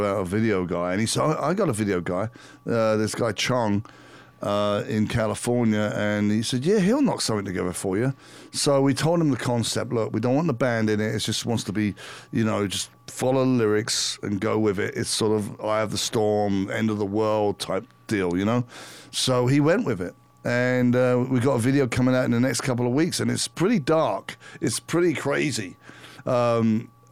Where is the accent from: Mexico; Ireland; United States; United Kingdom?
United Kingdom; London; moved away; And we're both English. We grew up in London, more England, around the same period, you know, the 70s and 80s.